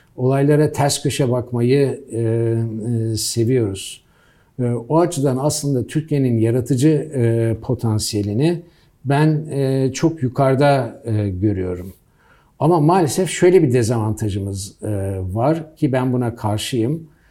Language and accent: Turkish; United States; moved away; ben Amerika'da büyüdüm.